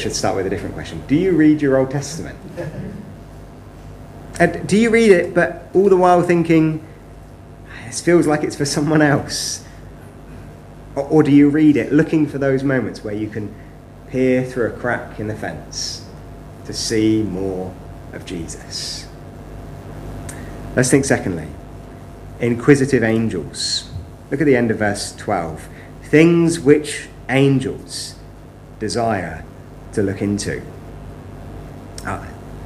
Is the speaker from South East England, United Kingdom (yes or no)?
no; West Country, South West England, United Kingdom; Growing up, I was brought up in the West Country.